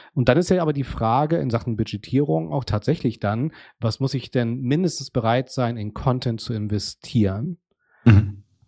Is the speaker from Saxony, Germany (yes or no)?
no; Hamburg, Germany; in meiner Heimatstadt Hamburg